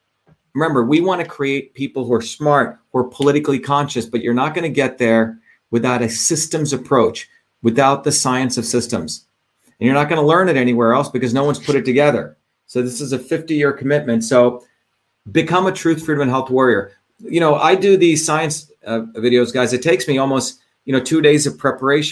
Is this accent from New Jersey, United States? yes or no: yes; New Jersey, United States; also born or lived in India; I grew up in New Jersey